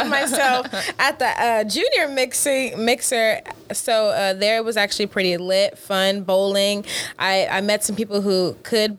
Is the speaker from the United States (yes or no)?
yes; Texas, United States; moved away as an adult; now in Baton Rouge, United States; I'm from Texas